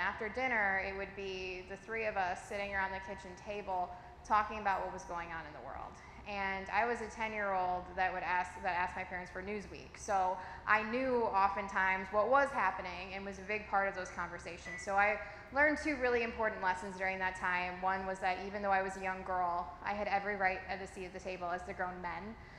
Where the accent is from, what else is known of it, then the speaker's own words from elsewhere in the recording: Sherrill, Iowa, United States; I grew up in Cheryl, with a town with more cows than people